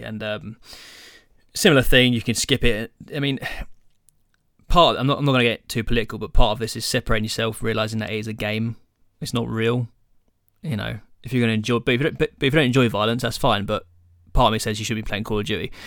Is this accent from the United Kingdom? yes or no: yes; England, United Kingdom; we're English